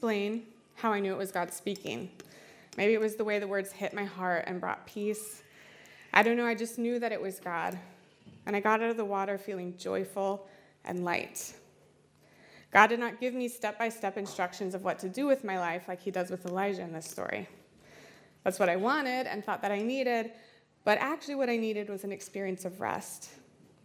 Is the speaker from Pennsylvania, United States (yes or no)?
no; Iowa, United States; I'm from Iowa, so we only have like murky lakes and rivers